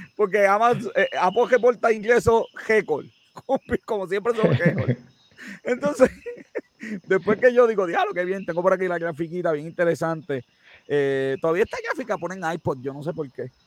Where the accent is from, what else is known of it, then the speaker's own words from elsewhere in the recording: Puerto Rico; hoy me siento bien ser puertorriqueño